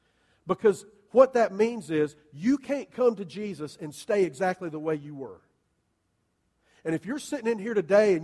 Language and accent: English; Columbia, South Carolina, United States; I grew up in Columbia, you know, and it's not even hot down there till it hits triple digits